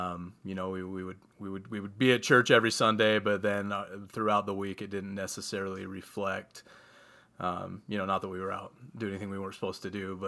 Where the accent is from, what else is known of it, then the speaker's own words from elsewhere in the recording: Utah, United States; … and I both, we were born and raised LDS, grew up in the LDS church. We were raised here in Utah.